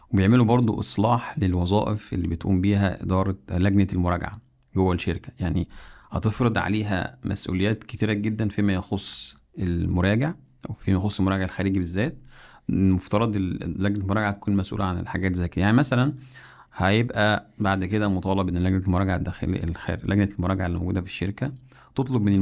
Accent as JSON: {"language": "Arabic", "country": "Egypt"}